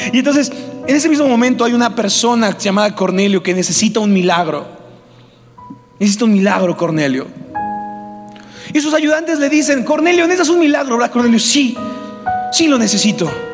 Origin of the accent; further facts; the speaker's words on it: Mexico; nosotros como mexicanos